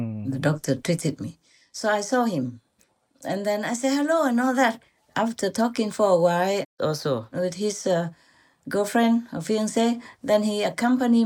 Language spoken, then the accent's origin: English; Vietnam; moved away; from Vietnam, born in 19 so-and-so, in such and such province or city